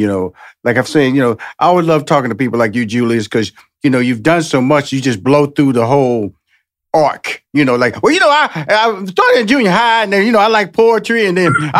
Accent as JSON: {"language": "English", "town": "Houston", "region": "Texas", "country": "United States", "tie": "born or raised there", "said": "And you know, Texas, I'm born and raised in Houston, Texas. I know football is king here."}